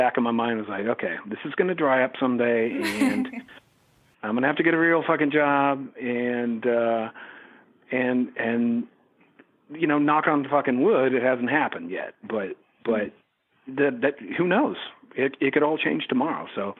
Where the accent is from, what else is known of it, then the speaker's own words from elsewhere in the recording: Eureka, California, United States; now in San Francisco, United States; A place called Eureka, California.